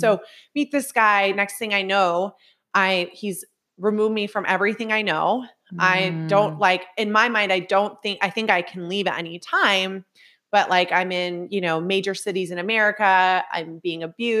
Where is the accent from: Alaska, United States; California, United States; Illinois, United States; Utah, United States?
Utah, United States; So just like for anyone that listens, so, you know, came from broken home. I'm from Utah, right?